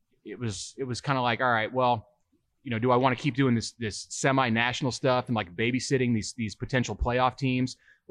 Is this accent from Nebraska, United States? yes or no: yes; Omaha, Nebraska, United States; also born or lived in Lincoln; I grew up in Omaha.